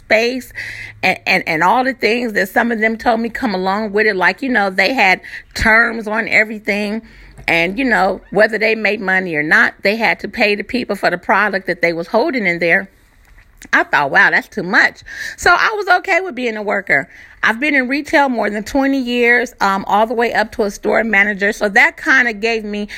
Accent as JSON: {"language": "English", "region": "California", "country": "United States", "also_born_or_lived": "Virginia Beach, Virginia / Moyock, North Carolina", "moved": "as an adult", "lives_now": "North Carolina, United States", "said": "originally I am from California, and we came out to Virginia Beach, and now we're here in North Carolina"}